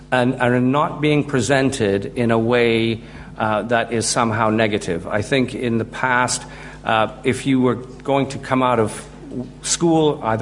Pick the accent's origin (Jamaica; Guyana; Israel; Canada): Guyana; when my dad calls, I drop into this Guyanese way of speaking because I'm originally from Guyana.